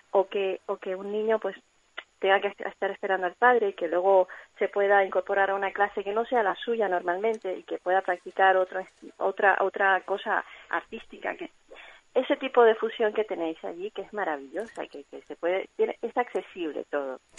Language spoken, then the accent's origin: Spanish; Cuba; moved away; yo soy cubana, se me notará en el acento.